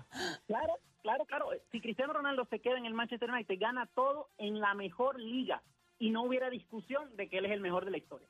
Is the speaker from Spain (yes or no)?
no; Venezuela; now in Mexico City, Mexico; yo soy venezolano